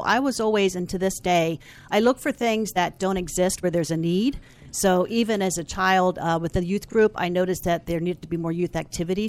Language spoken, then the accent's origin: English; Falls Church, Virginia, United States; I am from Falls Church, Virginia